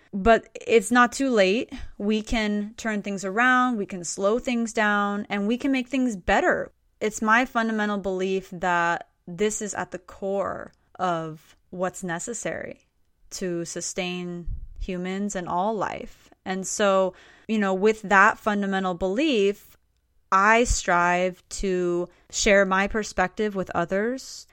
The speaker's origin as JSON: {"language": "English", "town": "Stuart", "region": "Florida", "country": "United States", "tie": "born or raised there", "moved": "yes", "said": "I grew up actually in South Florida, in a town called Stuart, Florida"}